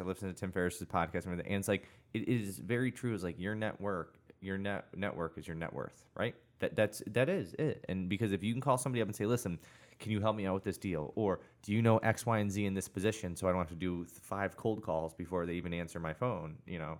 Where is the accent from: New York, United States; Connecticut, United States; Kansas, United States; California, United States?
Connecticut, United States; I grew up in Connecticut. I went to CCSU